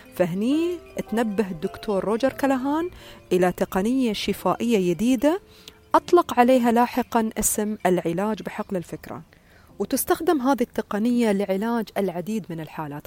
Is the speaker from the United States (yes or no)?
no; United Arab Emirates; عندنا في الإمارات